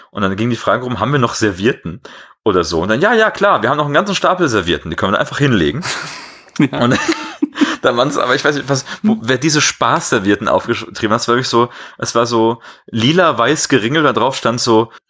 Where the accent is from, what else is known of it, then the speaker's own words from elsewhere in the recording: Bavaria, Germany; Bin ich da als Bayer nicht verpflichtet, Bakterien zu sagen?